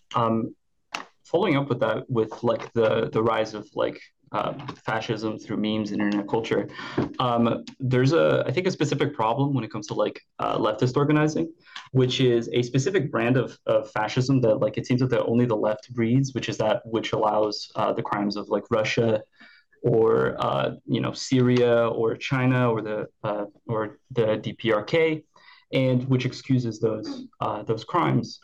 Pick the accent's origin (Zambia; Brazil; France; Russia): Brazil; I'm from Brazil.